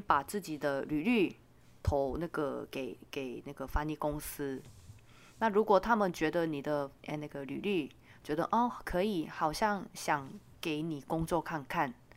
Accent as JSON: {"language": "Chinese", "country": "South Korea", "first_language": "Korean", "second_language": "Chinese", "moved": "yes", "lives_now": "Taiwan", "said": "因为我是韩国人嘛"}